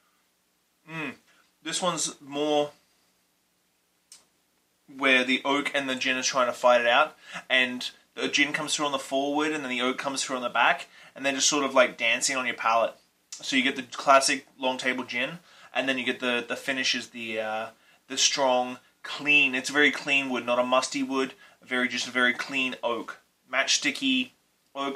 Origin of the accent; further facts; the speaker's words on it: Australia; now in Vancouver Island, Canada; I grew up in Australia